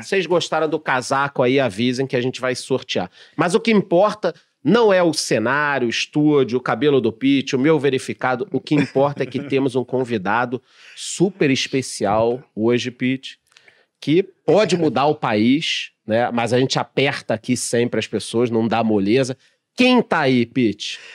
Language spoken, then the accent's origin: Portuguese; Rio de Janeiro, Brazil; moved away; eu que sou carioca